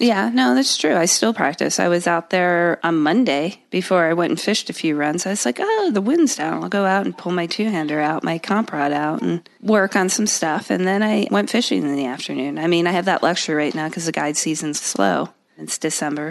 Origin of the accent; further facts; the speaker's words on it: Connecticut, United States; also born or lived in London, England; I grew up in Connecticut